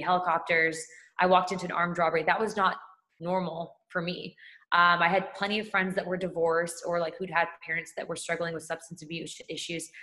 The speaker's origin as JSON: {"language": "English", "region": "California", "country": "United States", "said": "I'm originally from California"}